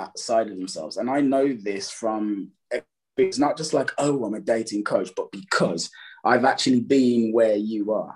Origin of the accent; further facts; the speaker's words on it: Birmingham, West Midlands, United Kingdom; I'm from England. I grew up in a city called Birmingham, which Birmingham, Alabama is named after, second city in the UK.